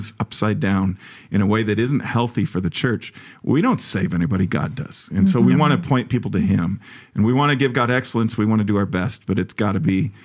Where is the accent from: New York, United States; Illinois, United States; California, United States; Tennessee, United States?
Illinois, United States; Chicago; the church I grew up in Chicago